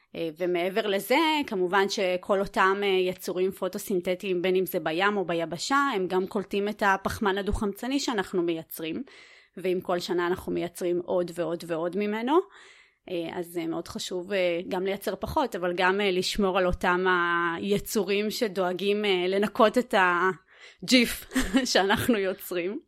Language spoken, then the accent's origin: Hebrew; Netanya, Central District, Israel; הייתי ילדה עירונית, אני עדיין גרה, גדלתי גם בנתניה